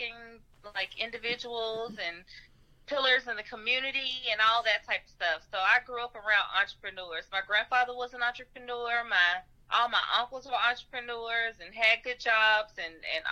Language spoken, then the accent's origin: English; Nashville, Tennessee, United States; also born or lived in St. Louis; I grew up in Nashville